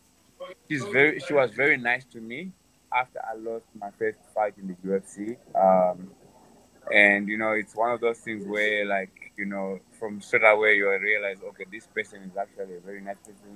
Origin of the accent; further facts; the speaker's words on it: Masvingo, Zimbabwe; I'm from Mashingo